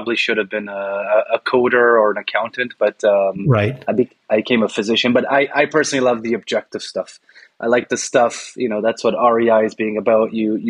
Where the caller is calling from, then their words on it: Toronto, Ontario, Canada; I'm talking from Toronto, home of the Toronto Raptors.